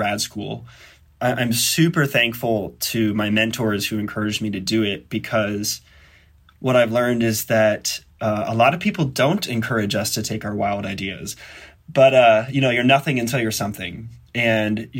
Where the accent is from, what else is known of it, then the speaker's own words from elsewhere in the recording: Lincoln, Nebraska, United States; moved away as an adult; I grew up in Lincoln, Nebraska